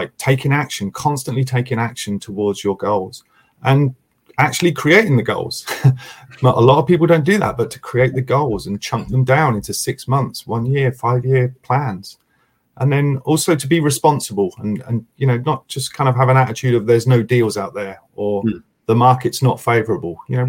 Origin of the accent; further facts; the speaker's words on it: United States; accent: American; I see my American accent there.